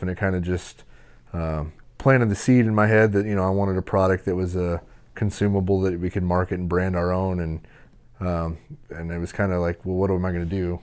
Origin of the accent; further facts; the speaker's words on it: Nebraska, United States; I'm from Nebraska.